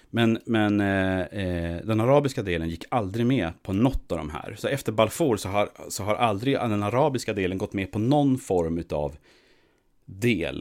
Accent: Sweden; som svensk

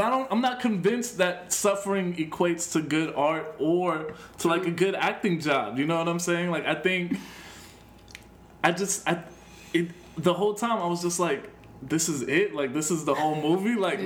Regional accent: Chicago, Illinois, United States; I'm from Chicago.

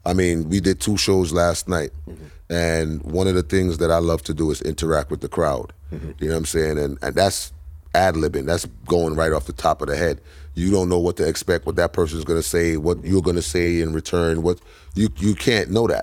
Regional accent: Buxton, Guyana; Yeah, I'm from Buxton, apparently. From Buxton, buddy.

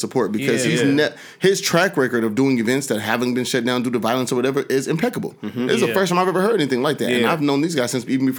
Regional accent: Seattle, Washington, United States; I'm from Seattle.

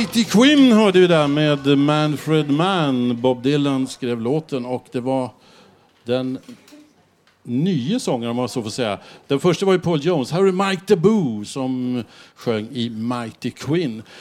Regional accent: Stockholm, Stockholm County, Sweden; Om man åker gröna linjen så långt eh, nordvästerut som möjligt så kommer man till där jag växte upp

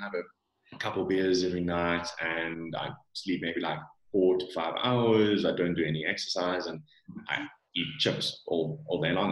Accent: South Africa; accent: South African; Born and bred in South Africa. Parents are from from Holland, um, but I've lived here my whole life

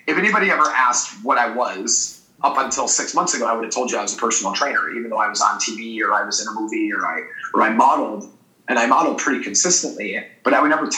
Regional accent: Milwaukee, Wisconsin, United States; moved away as an adult; now in California, United States; in the middle of downtown of my hometown, Milwaukee

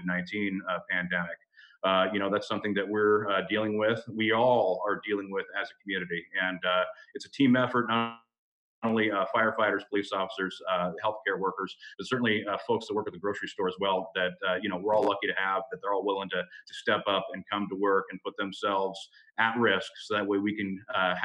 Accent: Pierce County, Washington, United States; born and raised in Pierce County. I've actually never lived anywhere else in my entire life

